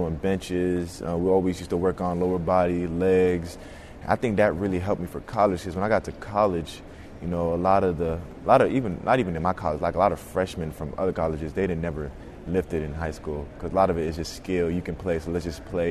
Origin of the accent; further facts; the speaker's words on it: Snellville, Georgia, United States; I come from Snellville, Georgia.